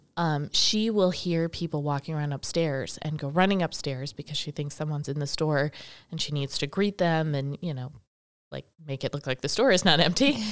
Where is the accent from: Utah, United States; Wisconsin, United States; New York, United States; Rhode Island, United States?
Wisconsin, United States; Milwaukee; also born or lived in Boston; now in Baraboo, United States; I grew up over near Milwaukee